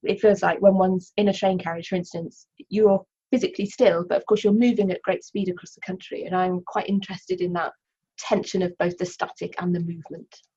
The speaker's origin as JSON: {"language": "English", "area": "Cornwall", "region": "South West England", "country": "United Kingdom", "tie": "born or raised there", "first_language": "English", "moved": "as an adult", "lives_now": "Wales, United Kingdom", "said": "I grew up in Cornwall and I moved to Wales uh, when I went to university a while ago now."}